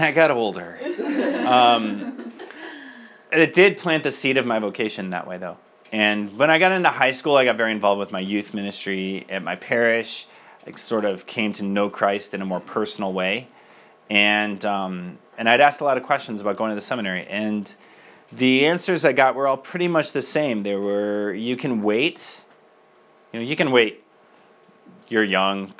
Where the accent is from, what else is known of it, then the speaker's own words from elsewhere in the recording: Michigan, United States; moved away as an adult; I am from Michigan originally.